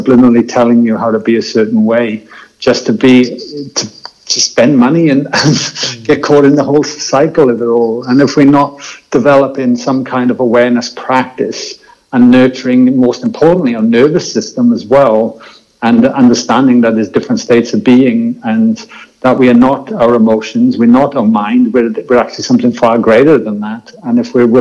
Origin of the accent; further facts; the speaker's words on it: Wales, United Kingdom; moved away; I grew up in Wales, and rugby was my passion sport